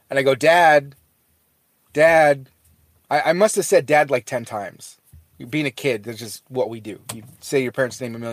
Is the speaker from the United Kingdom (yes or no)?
no; Fresno, California, United States; uh, I'm from Fresno, California.